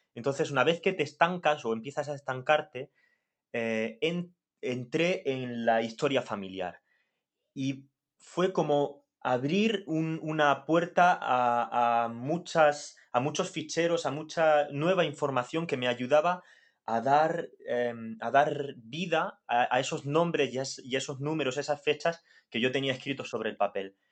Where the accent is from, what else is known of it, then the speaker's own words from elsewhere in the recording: Molina de Segura, Region of Murcia, Spain; yo nací en Molina, una Molina de Segura, una villa, porque no va a dejar nunca de ser una villa